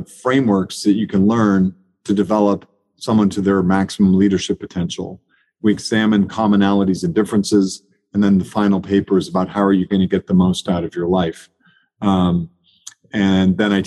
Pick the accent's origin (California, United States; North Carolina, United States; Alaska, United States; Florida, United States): Alaska, United States; Anchorage; also born or lived in Maine / Europe; now in Charlottesville, United States; I grew up in Anchorage, Alaska. I was born in rural Maine, as I mentioned, and then I lived 24 years in Europe and worked all over the world